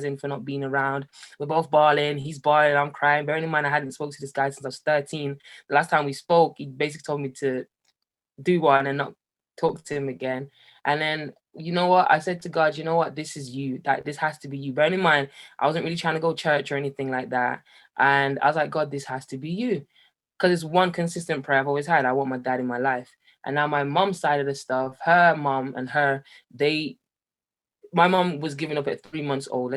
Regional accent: Jamaica; now in Birmingham, United Kingdom; I grew up in Jamaica

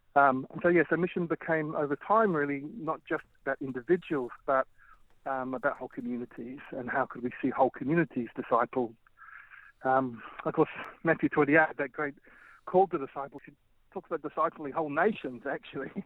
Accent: Melbourne, Victoria, Australia; moved away as an adult; also born or lived in Bangkok, Thailand; now in Birmingham, United Kingdom; I grew up in Melbourne

